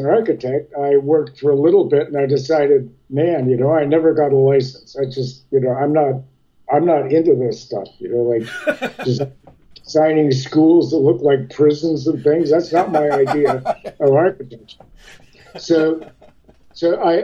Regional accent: Kitchener, Ontario, Canada; also born or lived in Ottawa, Ontario; I grew up in Kitchener, Ontario, Western Ontario

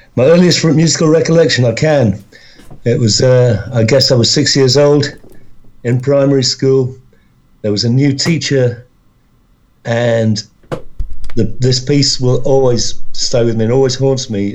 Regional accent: London, United Kingdom; also born or lived in Wales; I was brought up in London. My, my, my folks, my family are all from Wales, but when I was uh, just when I was born, my dad moved down to London, so I was uh, I was raised in London

